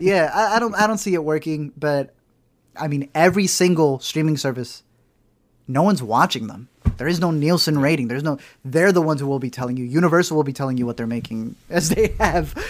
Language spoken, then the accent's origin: English; United States; we're very American